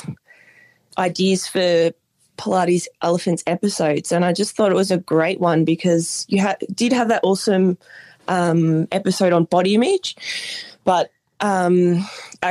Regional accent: Bendigo, Victoria, Australia; now in Los Angeles, United States; I'm from Bendigo, which is about an hour and a half from Melbourne. But at the moment, I actually live

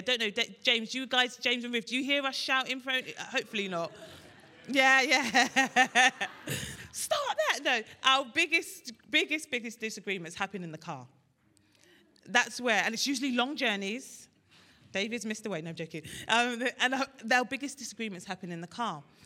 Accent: Nigeria; I'm Nigerian, Ashobi, we wear thick clothes.

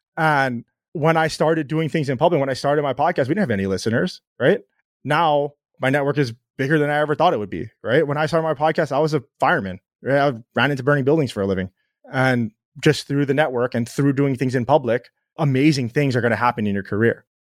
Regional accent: Hawaii, United States; I grew up in Hawaii

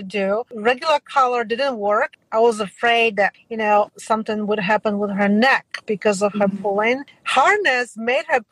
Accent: Poland; moved away; as I was growing up in a different country, I was growing up in Poland

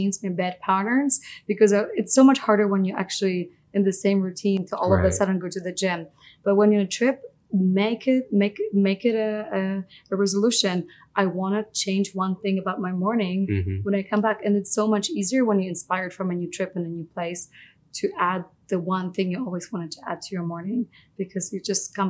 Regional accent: Poland; moved away; I grew up in Poland.

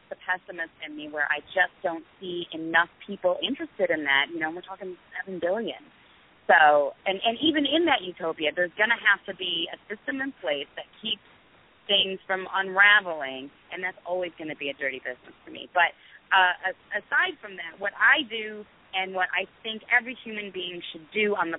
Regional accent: New York, United States; I grew up in New York, so I was very much encouraged to be a liberal and a Democrat.

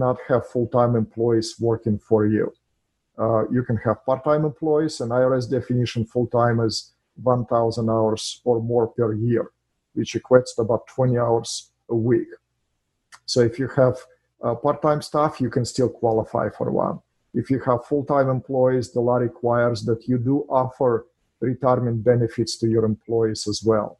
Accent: Russia; English is a second language; moved away as an adult; now in United States; I'm an immigrant in this country from Russia

